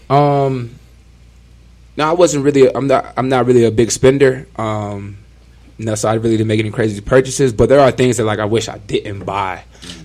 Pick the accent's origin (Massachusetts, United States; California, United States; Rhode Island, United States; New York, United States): California, United States; Ontario; I'm from Southern California, uh, Ontario to be exact